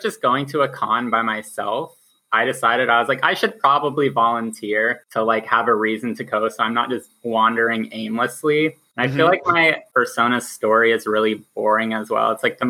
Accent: Boise, Idaho, United States; now in Portland, United States; I am in Portland, just, you know, chilling here. But I moved from Boise, Idaho, very dry, very unpopulated. And I came here for school.

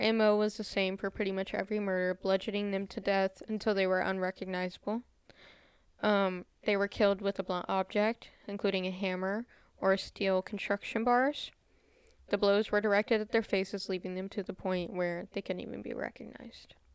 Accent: United States; I'm American

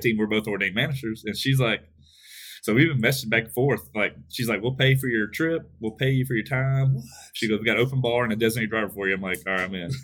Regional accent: Westlake, Texas, United States; my hometown in Westlake

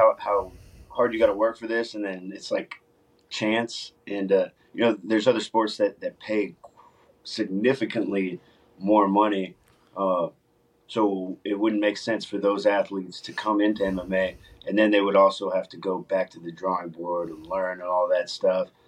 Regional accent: Los Angeles, California, United States; now in Texas, United States; I grew up in Los Angeles, so got in a lot of fights out there. When I moved to Texas

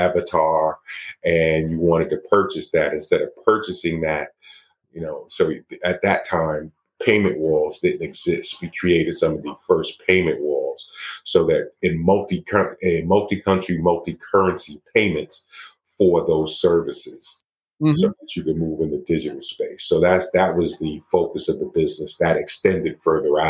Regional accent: New York City, New York, United States; also born or lived in Miami / Medellin; I'm from Brooklyn, New York

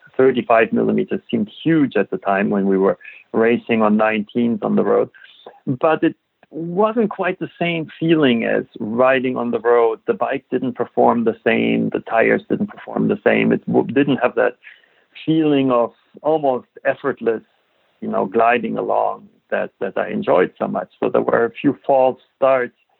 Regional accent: Germany; moved away as an adult; I grew up in Germany

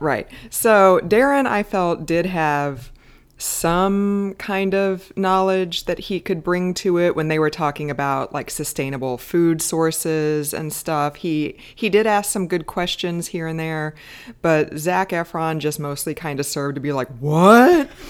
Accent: United States; I'm American

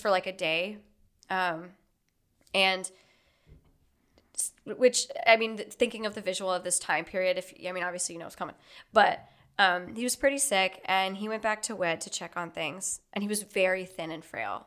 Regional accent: the South, United States; I'm from the South

